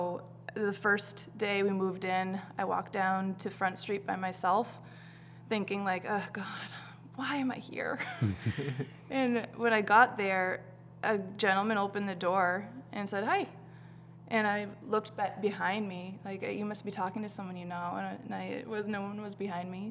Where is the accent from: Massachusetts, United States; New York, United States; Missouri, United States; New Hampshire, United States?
New Hampshire, United States; moved away as an adult; now in Salem, United States; I come from New Hampshire. I grew up on a farm in a really small town.